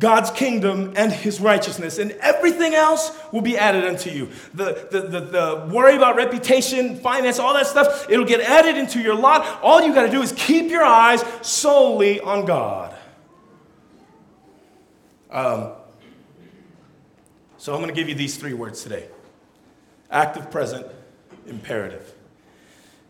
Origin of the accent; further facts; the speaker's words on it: California, United States; first language Tongan; English is a second language; I'm a Tongan, so when I was born, the language that was prevalent in my house was Tongan. But I grew up in California